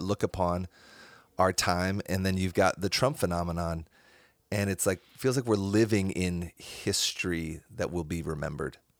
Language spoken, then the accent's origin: English; Cedar Falls, Iowa, United States; I grew up in Cedar Falls, Iowa